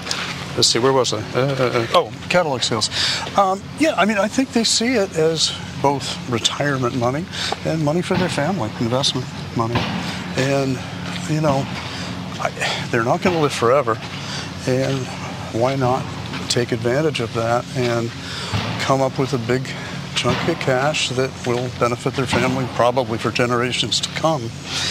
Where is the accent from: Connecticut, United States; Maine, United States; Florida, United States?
Maine, United States; Bangor; also born or lived in Orono; when I was a kid and growing up in Orono / Bangor, Maine, Bangor Auditorium was the only place people came to do concerts.